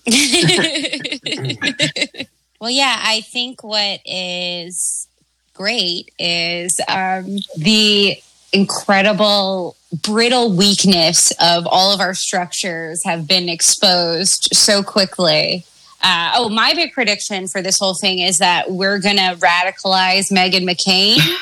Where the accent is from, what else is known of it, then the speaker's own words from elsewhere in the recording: Maryland, United States; my home state of Maryland